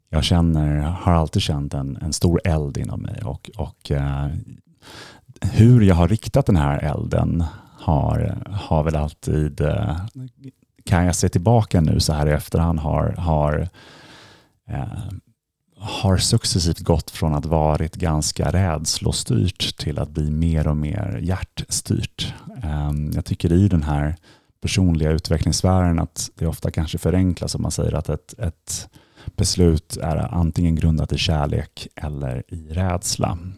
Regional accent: Stockholm, Stockholm County, Sweden; moved away as an adult; also born or lived in London; jag är uppvuxen här i Stockholm

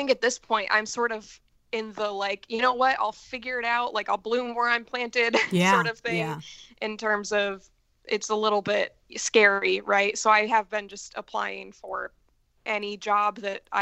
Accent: Michigan, United States; moved away as an adult; also born or lived in Idaho; now in Chicago, United States; I'm originally from Michigan.

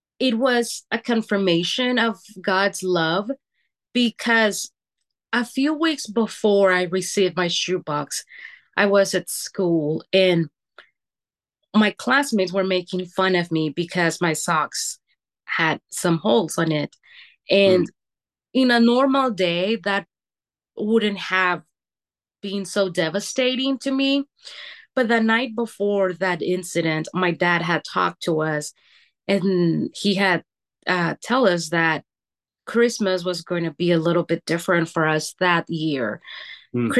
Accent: Honduras; now in Oregon, United States; I was born and raised in Honduras.

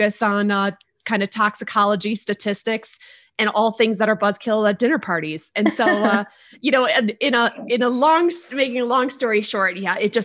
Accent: Northern Michigan, United States; I grew up in Michigan, in Northern Michigan, actually

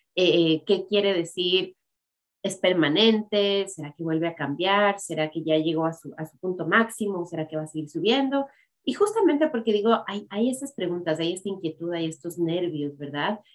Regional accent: Ecuador; moved away as an adult; yo también habiendo crecido en el Ecuador, habiendo vivido en el Ecuador hasta que tenía 20 años

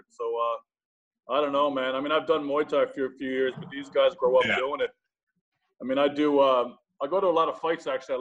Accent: Newfoundland and Labrador, Canada; moved away as an adult; also born or lived in Halifax / Korea / Thailand; now in Asia; I lived in Halifax and home in Newfoundland, but I was home in Newfoundland and met my current wife. She's from my hometown

